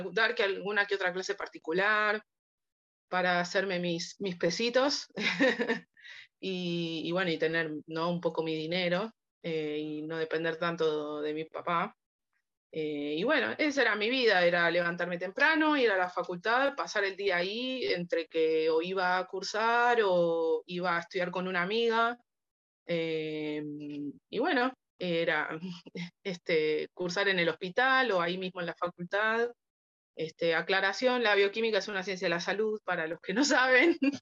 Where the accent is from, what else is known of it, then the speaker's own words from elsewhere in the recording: Buenos Aires, Argentina; Soy de Buenos Aires, Argentina